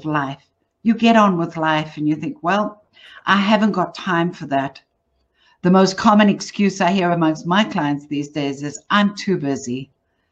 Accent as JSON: {"language": "English", "town": "Johannesburg", "region": "Gauteng", "country": "South Africa", "tie": "born or raised there", "said": "I'm from South Africa. So if you're wondering where the accent from, that's what it is. I grew up in Johannesburg."}